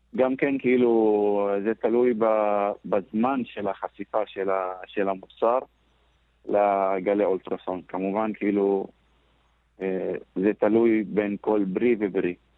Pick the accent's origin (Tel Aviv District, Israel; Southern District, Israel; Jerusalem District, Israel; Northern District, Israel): Northern District, Israel; אני מגיע מאזור ש... 80% מהפרנסה בצפון אצלנו, בכפרים, מגיעה מהחקלאות